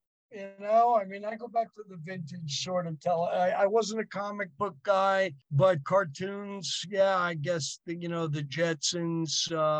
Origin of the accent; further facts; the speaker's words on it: Rhode Island, United States; I'm from Rhode Island